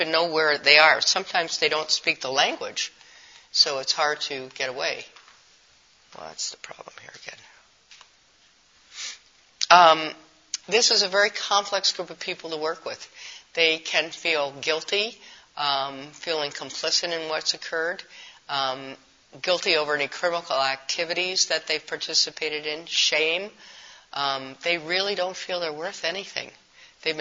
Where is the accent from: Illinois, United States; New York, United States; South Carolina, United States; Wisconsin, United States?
Wisconsin, United States; Milwaukee; In our city, I'm from Milwaukee